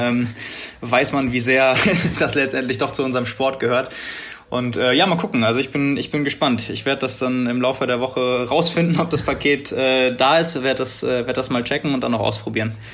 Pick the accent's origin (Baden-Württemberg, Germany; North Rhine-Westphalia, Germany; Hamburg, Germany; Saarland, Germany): Hamburg, Germany; Hamburg / Northern Germany, Germany; wir als Hamburger oder Norddeutsche